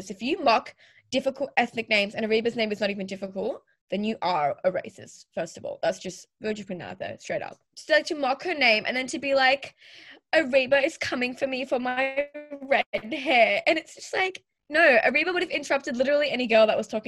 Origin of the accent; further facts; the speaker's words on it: Pakistan; now in Australia; I'm also Pakistani. And this is the first time I've ever really seen a Pakistani Australian person on TV.